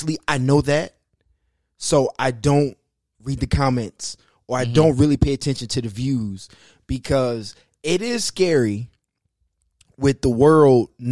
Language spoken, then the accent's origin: English; Detroit, Michigan, United States; born or raised there